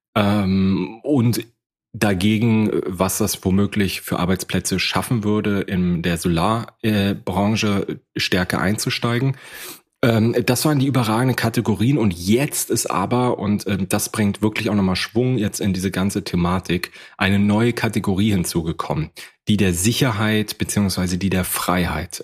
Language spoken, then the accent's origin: German; Rostock, Mecklenburg-Vorpommern, Germany; Ich komme aus Rostock